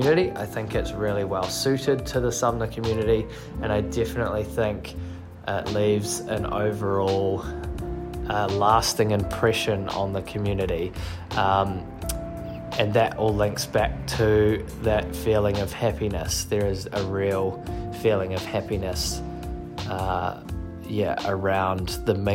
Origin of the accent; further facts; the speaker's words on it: Nelson, New Zealand; moved away as an adult; now in Christchurch, New Zealand; I am from Nelson, so it's a pretty hard place to leave